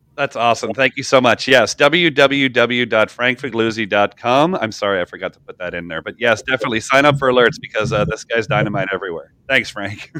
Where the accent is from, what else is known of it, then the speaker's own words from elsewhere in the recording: Canada; I'm from Canada